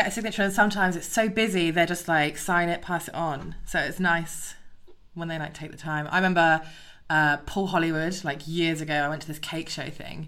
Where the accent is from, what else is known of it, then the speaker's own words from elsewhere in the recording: Devon, South West England, United Kingdom; my hometown